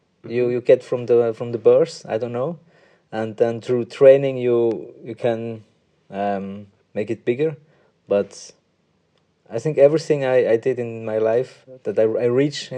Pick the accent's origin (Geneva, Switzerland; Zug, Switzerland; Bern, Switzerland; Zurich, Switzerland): Bern, Switzerland; Münsingen; English is a second language; also born or lived in Bangalore, India; And then I came to Switzerland, and since then I'm here. And I only know the Swiss language and the Swiss culture.